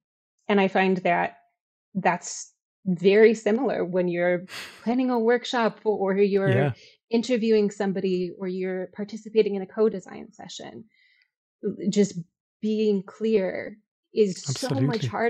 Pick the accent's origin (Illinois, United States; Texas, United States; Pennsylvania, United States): Illinois, United States; Chicago; I'm from Chicago. I taught in Chicago.